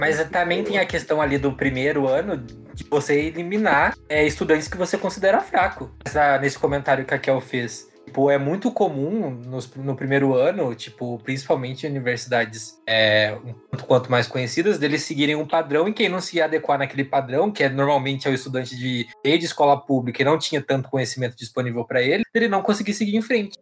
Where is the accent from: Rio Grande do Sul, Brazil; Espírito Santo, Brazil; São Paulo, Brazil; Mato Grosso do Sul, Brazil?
São Paulo, Brazil; Sorocaba; eu sou de Sorocaba